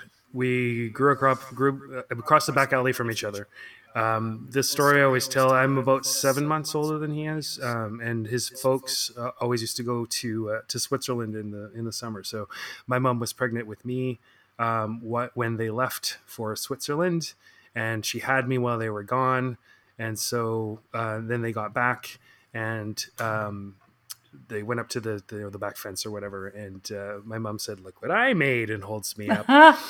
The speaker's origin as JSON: {"language": "English", "town": "Victoria", "region": "British Columbia", "country": "Canada", "tie": "born or raised there", "moved": "yes", "said": "So we grew up together in Victoria and he's still there."}